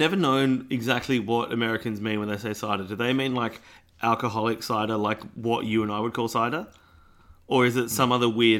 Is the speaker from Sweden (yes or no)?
no; Pasadena, South Australia, Australia; the house I grew up in Pasadena, not Pasadena, California, Pasadena, South Australia